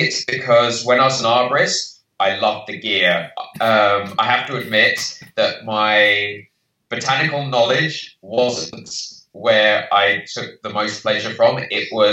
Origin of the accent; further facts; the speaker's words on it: United Kingdom; moved away; So clearly by my accent, I'm from the UK.